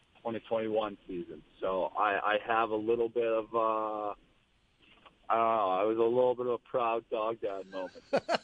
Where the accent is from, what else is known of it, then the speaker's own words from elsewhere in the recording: New York, United States; now in Las Vegas, United States; I was. I wasn't a crazy football fan in general, but I did cheer for the Bills whenever I was when I was growing up.